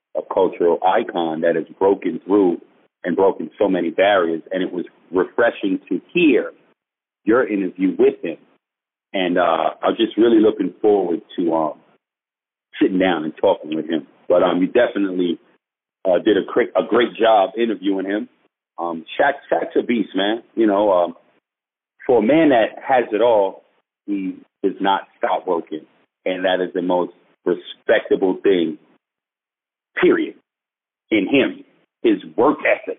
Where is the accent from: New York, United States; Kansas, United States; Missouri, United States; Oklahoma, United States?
New York, United States; moved away; growing up in New York